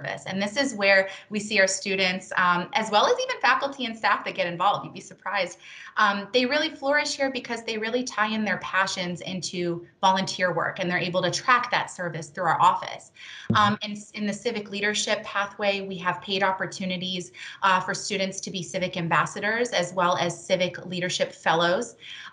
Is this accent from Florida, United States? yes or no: yes; Tampa, Florida, United States; moved away as an adult; now in Miami, United States; I grew up in the Tampa Bay area, and I moved to Miami just recently in this last